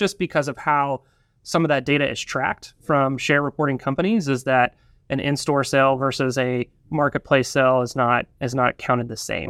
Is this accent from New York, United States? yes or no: no; Northwest Arkansas, United States; also born or lived in Drake's Creek, Arkansas; I grew up here in Northwest Arkansas